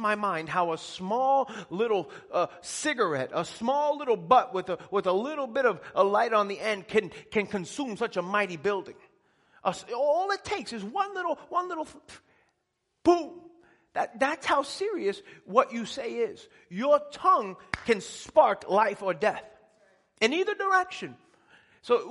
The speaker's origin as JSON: {"language": "English", "town": "Elmont", "region": "New York", "country": "United States", "tie": "born or raised there", "said": "I grew up in Elmont, which is where the Belmont racetrack is"}